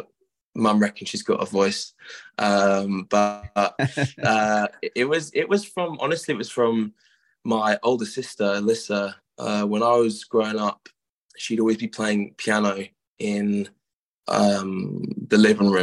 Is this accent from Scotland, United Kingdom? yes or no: no; Surrey, South East England, United Kingdom; now in Brighton, United Kingdom; where we were from growing up in Surrey